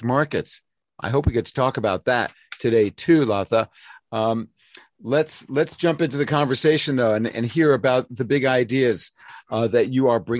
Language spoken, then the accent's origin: English; New York City, New York, United States; New School in New York City, my hometown